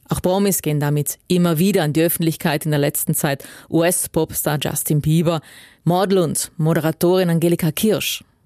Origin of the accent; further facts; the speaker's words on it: South Tyrol, Trentino-Alto Adige, Italy; bei uns in Südtirol